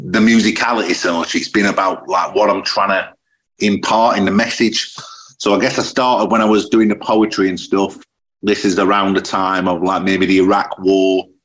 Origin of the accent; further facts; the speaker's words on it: Sheffield, Yorkshire and the Humber, United Kingdom; I don't know if it's because I'm from Sheffield, but I'm always drawn to those cities.